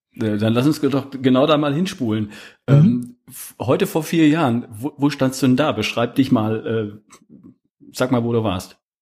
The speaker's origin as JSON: {"language": "German", "town": "Herford", "region": "North Rhine-Westphalia", "country": "Germany", "tie": "born or raised there", "accent": "North German", "moved": "yes", "lives_now": "Baden-Württemberg, Germany", "said": "Ich bin aus Ostwestfalen, aus der Ecke Wo Herford, Bielefeld. Das ist äh, Kreis Herford ja. bin ich geboren."}